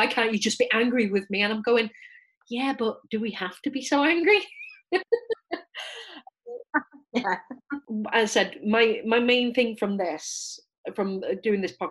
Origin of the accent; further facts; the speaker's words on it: United Kingdom; a British white woman